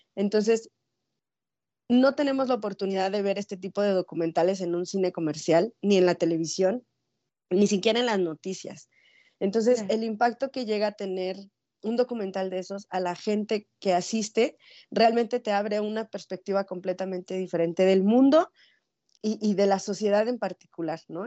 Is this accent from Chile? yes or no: no; Mexico City, Mexico; now in Ciudad Juárez, Mexico; yo soy de la Ciudad de México y desde allá vengo persiguiendo ambulante